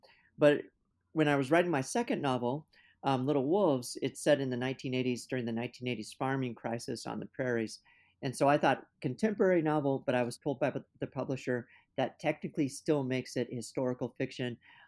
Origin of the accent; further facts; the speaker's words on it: California, United States; now in Minnesota, United States; You know, I'm not from Minnesota originally. I come from Southern California, and I didn't know anything about the Dakota conflict until I was in my late 20s.